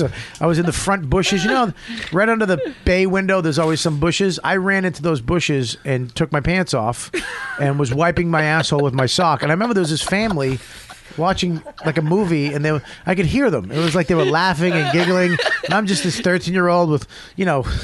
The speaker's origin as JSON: {"language": "English", "town": "Quincy", "region": "Massachusetts", "country": "United States", "tie": "born or raised there", "moved": "as an adult", "lives_now": "New York, United States"}